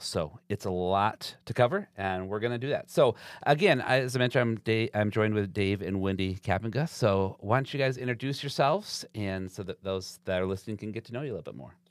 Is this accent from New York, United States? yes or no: no; Zeeland, Michigan, United States; I grew up in Zealand